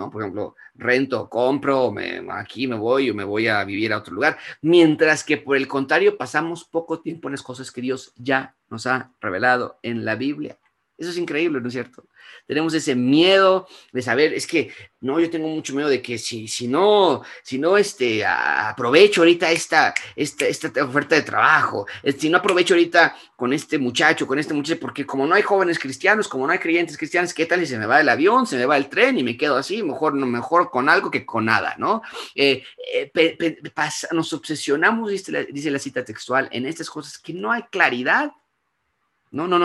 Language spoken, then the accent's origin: Spanish; Mexico; No, yo soy mexicana, a mí que a mí que me la hagan y van a ver cómo les va, ¿no?